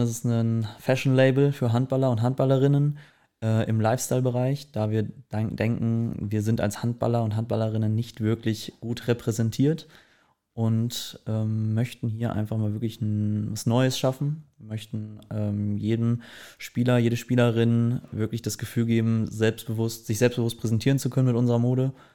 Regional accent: Herford, North Rhine-Westphalia, Germany; moved away as an adult; now in Cologne, Germany; ich komme aus Herford, ähm, bin mit 18 dann aber relativ zeitnah nach Köln gezogen

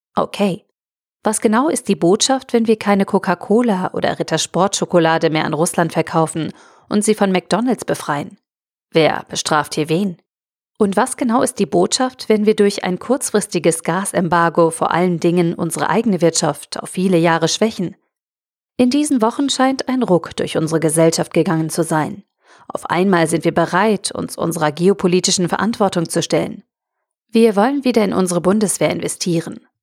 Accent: Germany; wir als Deutsche

